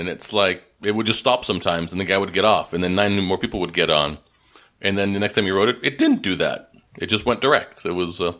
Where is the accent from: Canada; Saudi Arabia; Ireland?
Canada; now in United States; I'm Canadian being American, living in America